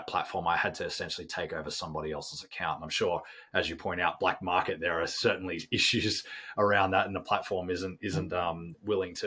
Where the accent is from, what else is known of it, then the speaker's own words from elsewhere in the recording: Australia; I'm Australian.